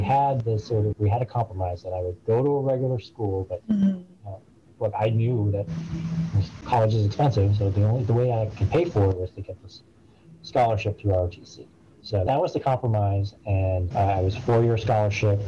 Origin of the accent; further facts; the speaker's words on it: suburb of Boston, Massachusetts, United States; also born or lived in Bridgeport, Connecticut; I was born um, in Bridgeport, and we lived there until I was five years old. I grew up in a very middle class suburb of uh, Boston, Massachusetts.